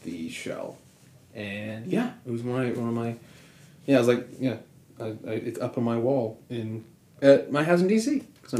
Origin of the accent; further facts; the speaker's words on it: United States; but I'm American